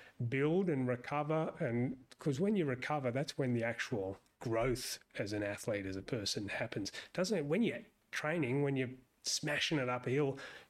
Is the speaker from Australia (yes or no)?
yes; Sydney, New South Wales, Australia; moved away as an adult; also born or lived in Hobart, Australia; now in United States; I'm from Sydney originally